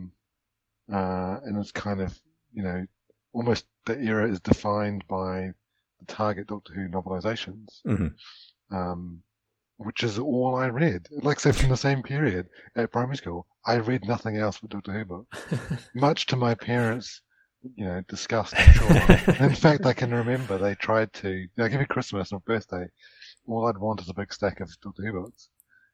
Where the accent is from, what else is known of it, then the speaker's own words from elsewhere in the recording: New Zealand; obviously I grew up in New Zealand, I'm from New Zealand